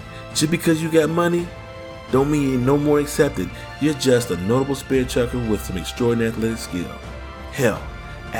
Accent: Texas, United States; I was born in the United States, son of the Lone Star State, and I'll be damned if I claim any other country.

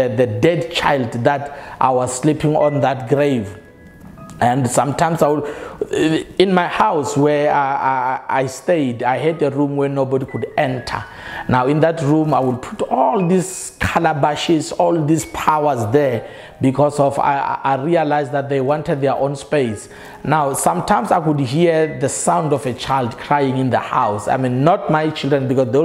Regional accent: South Africa; I come from South Africa

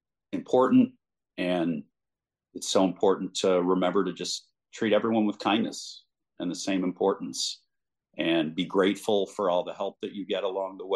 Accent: Chicago suburbs, Illinois, United States; moved away as an adult; also born or lived in Austin / Indianapolis; work at home in my hometown. And when I met my wife in Austin, and she happened to be from the Chicago suburbs too

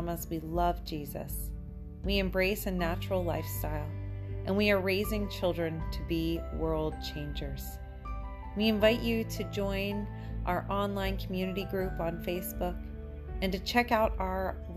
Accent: United States; now in Canada; I am from America. I'm American.

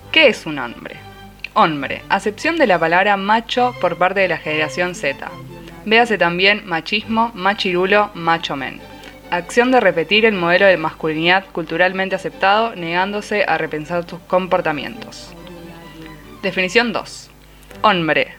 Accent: Quilmes, Buenos Aires Province, Argentina; yo soy de Quilmes

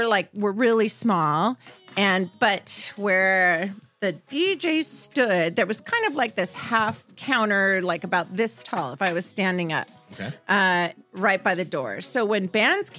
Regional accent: Southern California, United States; growing up in Southern California, certainly I knew what 91X is

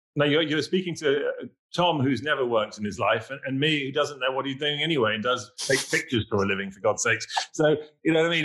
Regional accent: England, United Kingdom; accent: English; now in New York, United States

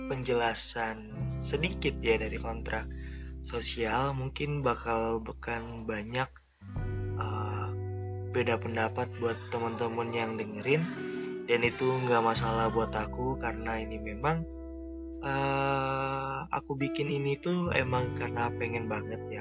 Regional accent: East Kalimantan, Indonesia; now in Malang, Indonesia; Kenalin, aku …, yang asalnya dari Kalimantan Timur, Kabupaten Pasir. Sekarang lagi tinggal di Malang, lagi kuliah di Malang.

